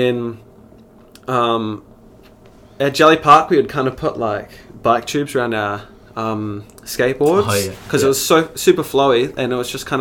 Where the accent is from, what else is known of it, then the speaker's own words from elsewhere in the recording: Christchurch, Canterbury, New Zealand; also born or lived in Spain / Queenstown; I was born and raised in Christchurch